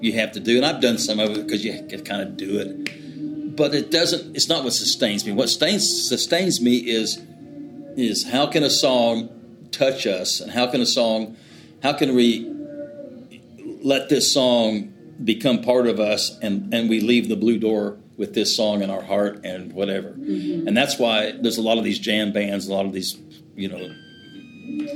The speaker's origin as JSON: {"language": "English", "region": "Oklahoma", "country": "United States", "tie": "born or raised there", "also_born_or_lived": "Austin, Texas", "moved": "as an adult", "said": "I grew up in Oklahoma"}